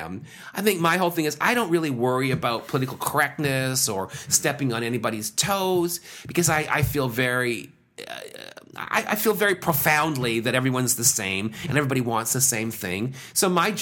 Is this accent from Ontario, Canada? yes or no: yes; Brampton, Ontario, Canada; I grew up in Brampton in the 70s